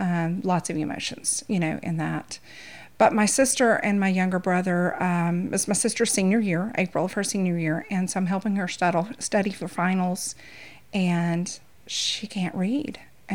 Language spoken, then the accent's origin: English; East Texas, United States; moved away as an adult; now in Louisiana, United States; I'm actually from East Texas. Okay. And a Texas raised, born and raised girl. Married a Louisiana boy. That's how I ended up in Louisiana.